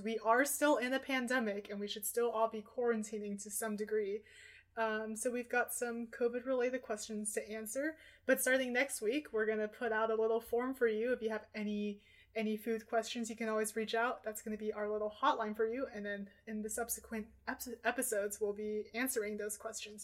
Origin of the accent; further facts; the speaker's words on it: Portland, Oregon, United States; I'm from Portland, Oregon, so I spent every single Tuesday of my elementary school time looking forward to reading Food Day from the Oregonian